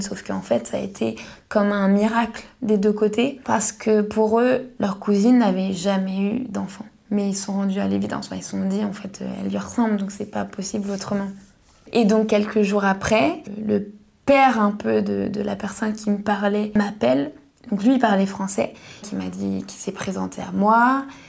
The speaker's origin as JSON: {"language": "French", "area": "Paris region", "region": "Île-de-France", "country": "France", "tie": "born or raised there", "said": "je suis née sous X à Paris"}